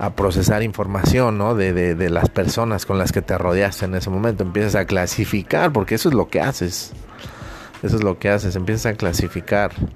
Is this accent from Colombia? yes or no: no; Mexico; como buen mexicano